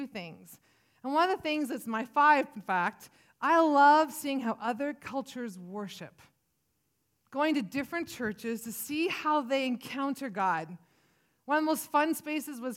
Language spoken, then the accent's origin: English; Williams Lake, British Columbia, Canada; also born or lived in Vancouver Island / Prince George; I was born in Williams Lake, big, bustling town of Williams Lake